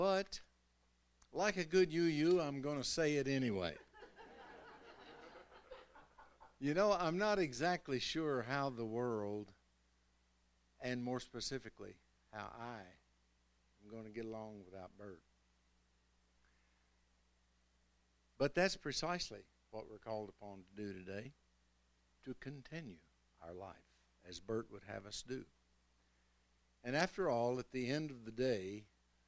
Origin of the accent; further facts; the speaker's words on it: Kentucky, United States; moved away; I was from Kentucky